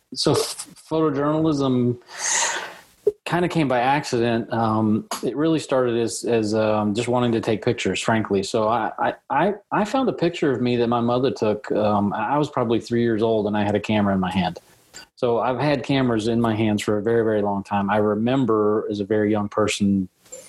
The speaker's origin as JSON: {"language": "English", "town": "Lexington", "region": "Kentucky", "country": "United States", "tie": "born or raised there", "also_born_or_lived": "Berea, Kentucky", "said": "So I grew up in Lexington, taking pictures around my neighborhood in Lexington, but we moved to Berea when I was in high school age"}